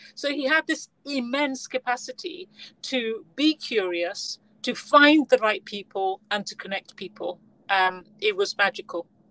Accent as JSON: {"language": "English", "country": "Gambia", "tie": "born or raised there", "said": "I was born in the Gambia"}